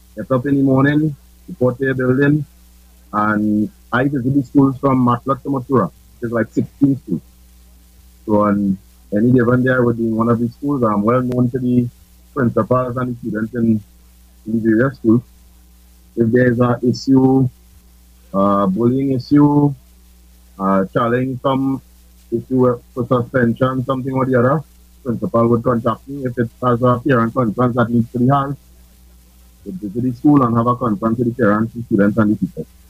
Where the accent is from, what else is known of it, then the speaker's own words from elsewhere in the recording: Trinidad & Tobago; moved away; I'm originally from Tupu